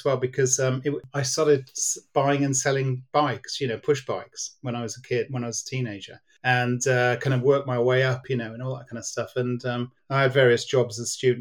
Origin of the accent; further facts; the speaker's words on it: Cardiff, Wales, United Kingdom; I was born in Cardiff, so I'm very much a Welshman in my heart.